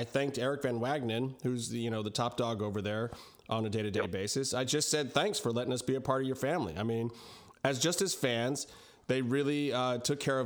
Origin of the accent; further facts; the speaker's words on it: Cleveland, Ohio, United States; I was born in Cleveland